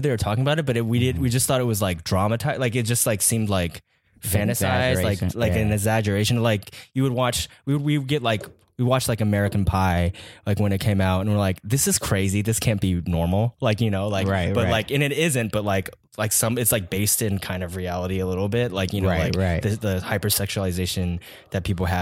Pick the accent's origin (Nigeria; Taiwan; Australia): Taiwan; moved away as an adult; also born or lived in Atlanta, Georgia, United States; now in California, United States; moved to Taiwan when I was like 9, and then was there until I was 19, and then came to California for college.